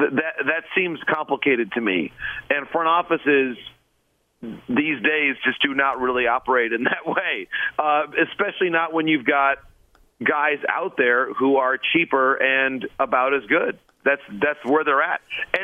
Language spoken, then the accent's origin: English; Michigan, United States; growing up again, I grew up in Michigan.